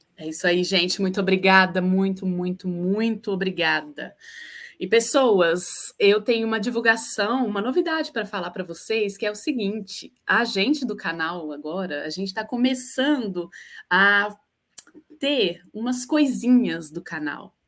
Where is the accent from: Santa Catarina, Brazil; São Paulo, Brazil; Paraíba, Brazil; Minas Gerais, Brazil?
Minas Gerais, Brazil; Uberlândia; now in Niterói, Brazil; sou de Uberlândia, mas agora eu estou em Niterói, Rio de Janeiro